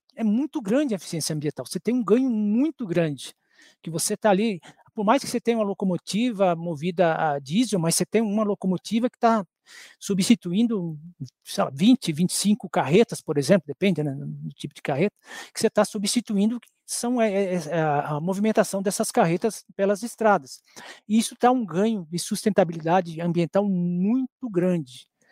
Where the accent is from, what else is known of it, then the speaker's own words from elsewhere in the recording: Brazil; nós, como brasileiros